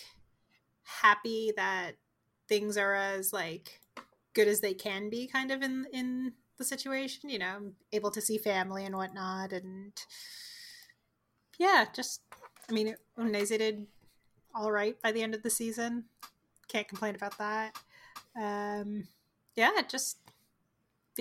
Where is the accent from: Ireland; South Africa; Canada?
Canada; I'm from Canada, which is a different country than the United States